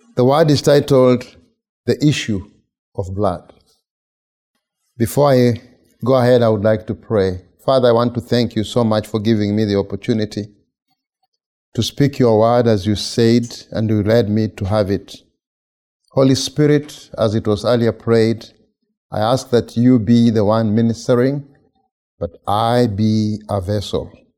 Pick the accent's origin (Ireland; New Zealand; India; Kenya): Kenya; moved away as an adult; now in United States; I'm from Kenya. I've been here since August of 2013